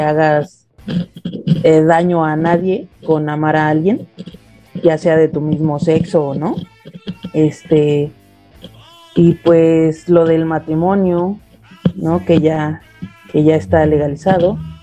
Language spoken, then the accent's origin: Spanish; Nezahualcóyotl, State of Mexico, Mexico; acá de Nesa